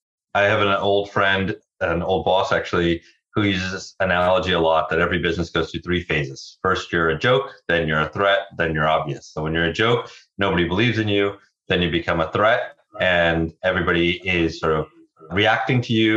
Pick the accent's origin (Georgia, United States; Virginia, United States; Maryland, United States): Virginia, United States; I grew up mostly in Virginia, but we sort of moved around a bunch.